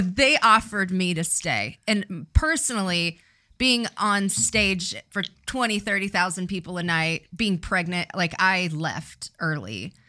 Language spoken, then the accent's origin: English; Riverside, California, United States; I, I grew up in Riverside